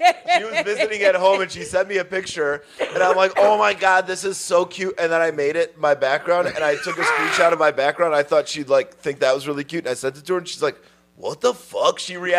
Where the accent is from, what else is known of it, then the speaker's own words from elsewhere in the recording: Midwest, United States; I'm from the Midwest, bitch.